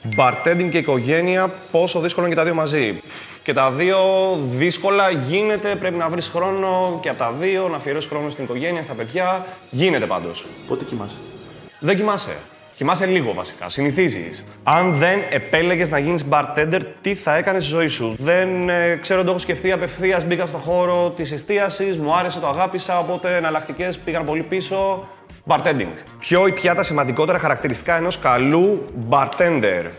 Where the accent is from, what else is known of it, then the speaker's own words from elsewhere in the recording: Corfu, Ionian Islands, Greece; είμαι και από την Κέρκυρα